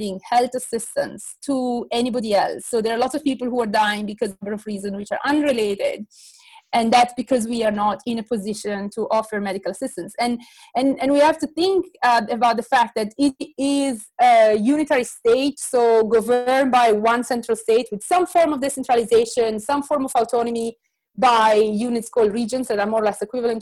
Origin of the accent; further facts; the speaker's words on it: Bergamo, Lombardy, Italy; I'm precisely from Bergamo, from the area which has been most affected.